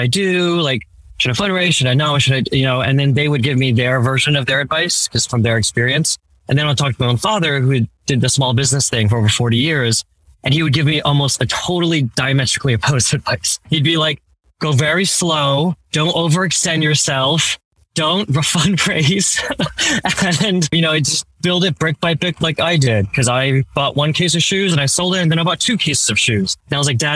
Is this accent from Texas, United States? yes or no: no; New Jersey, United States; also born or lived in Manhattan, New York City; shortly after I was born, my parents saved up enough to go move across the river to Jersey. And that's where I ended up kind of being raised